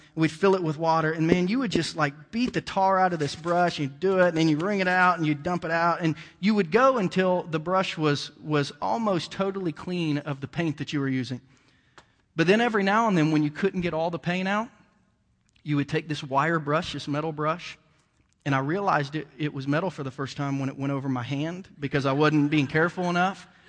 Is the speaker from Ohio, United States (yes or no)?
yes; Bainbridge, Ohio, United States; moved away; also born or lived in Jackson County, Missouri; I grew up in Southern Ohio and a redneck town, um, you know, and, and just was an old country boy from Bainbridge, Ohio